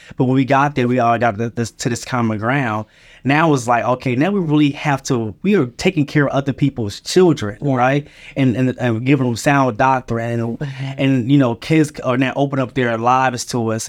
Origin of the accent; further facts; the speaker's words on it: Philadelphia, Pennsylvania, United States; moved away; also born or lived in Charlotte, North Carolina; I was raised in Philadelphia